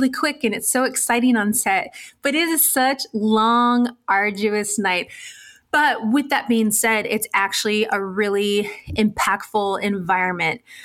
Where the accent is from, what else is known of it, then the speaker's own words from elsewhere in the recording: San Diego, California, United States; When I was growing up in San Diego, California, I was from a low-income home